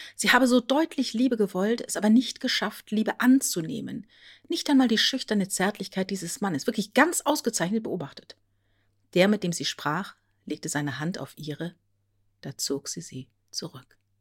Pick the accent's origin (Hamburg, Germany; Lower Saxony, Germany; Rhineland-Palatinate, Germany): Rhineland-Palatinate, Germany; Als Teenager in der Südpfalz groß geworden, kaufte ich in der ortsansässigen Buchhandlung in Bad Bergzabern